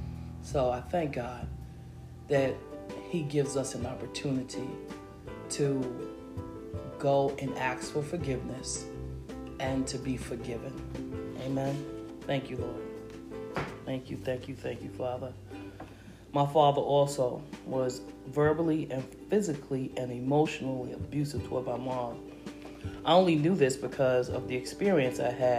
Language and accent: English; New York City, New York, United States; Growing up in Harlem during the 60s through the 80s